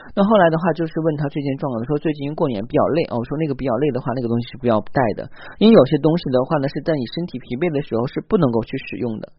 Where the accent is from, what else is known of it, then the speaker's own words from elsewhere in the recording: China; 我们中国人